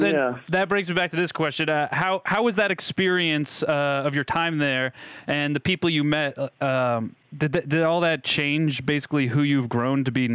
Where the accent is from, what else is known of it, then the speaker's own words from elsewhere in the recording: New Hampshire, United States; We grew up in New Hampshire